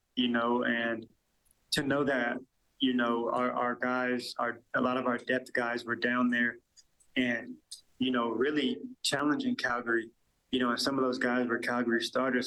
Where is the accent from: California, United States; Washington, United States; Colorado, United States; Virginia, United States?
Washington, United States; Seattle; moved away as an adult; now in Edmonton, Canada; I was born and raised in Seattle